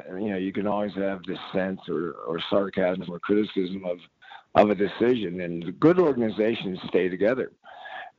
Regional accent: Pittsburgh, Pennsylvania, United States; moved away; also born or lived in Seattle; when I grew up in Pittsburgh

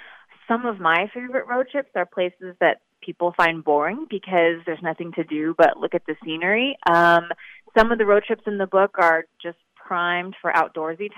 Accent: East Coast, United States; I grew up on the East Coast

